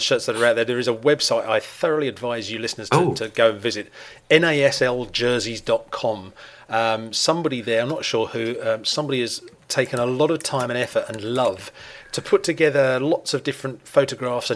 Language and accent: English; England, United Kingdom; being English